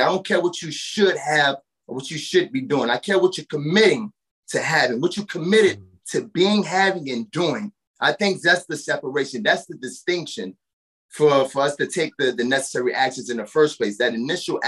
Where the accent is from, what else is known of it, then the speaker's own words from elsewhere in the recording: New Orleans, Louisiana, United States; moved away as an adult; now in Nashville, United States; born and raised in New Orleans, Louisiana. And I was displaced by Hurricane Katrina years ago